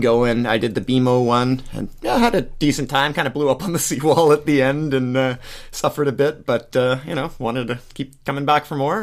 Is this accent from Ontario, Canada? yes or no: no; Surrey, British Columbia, Canada; now in Abbotsford, Canada; born and raised in Surrey